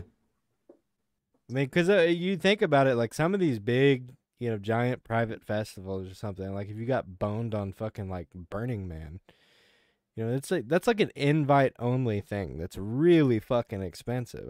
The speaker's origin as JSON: {"language": "English", "region": "Kansas", "country": "United States", "tie": "born or raised there", "moved": "yes", "lives_now": "Arkansas, United States", "said": "I grew up in Kansas, you know, and, and tornadoes were a reality for us"}